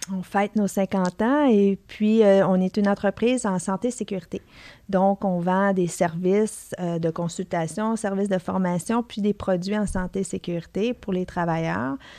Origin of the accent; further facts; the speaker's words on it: Sainte-Thérèse, Quebec, Canada; je, viens d'une famille qui, qui, reste dans le coin ici. je suis née à Sainte-Thérèse